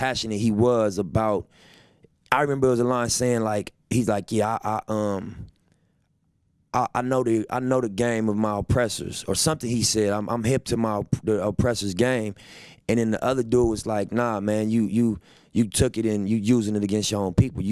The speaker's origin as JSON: {"language": "English", "town": "Los Angeles", "region": "California", "country": "United States", "tie": "born or raised there", "said": "my dad is from Africa, but I was raised in South Central L.A."}